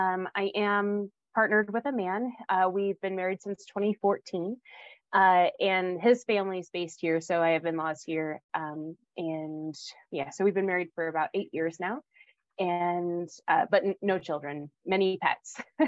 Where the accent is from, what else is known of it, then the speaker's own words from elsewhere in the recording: Aurora, Colorado, United States; also born or lived in Michigan; now in Colorado Springs, United States; So I was born in Michigan, and we moved to Aurora, Colorado, so about an hour north of here, when I was 6 and a half, so in 1998. And I've basically lived in Colorado most of my life, except for I went out of state for undergrad. I was raised religious.